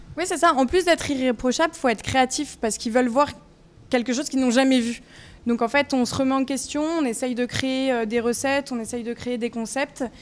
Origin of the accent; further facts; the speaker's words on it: Vallée de Chevreuse, Île-de-France, France; je viens de la vallée de Chevreuse